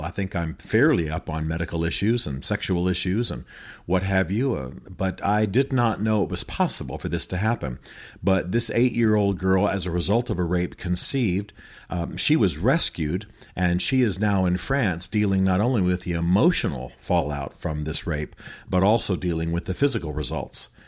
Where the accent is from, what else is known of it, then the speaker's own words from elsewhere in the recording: United States; I'm American